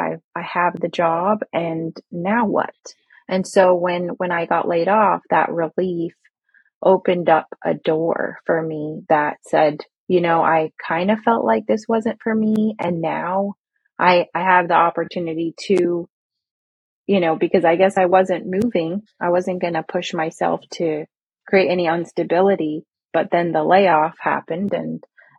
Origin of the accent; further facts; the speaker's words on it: Alpharetta, Georgia, United States; moved away as an adult; also born or lived in Kuwait; now in Orlando, United States; I grew up in Alpharetta, Georgia. So I say that I'm a Middle Eastern Georgia peach